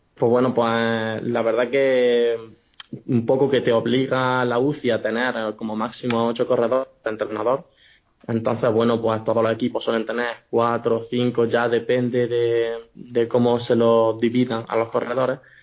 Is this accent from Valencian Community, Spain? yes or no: no; Jaén, Andalusia, Spain; moved away as an adult; also born or lived in Granada / Murcia; soy un chico de Jaén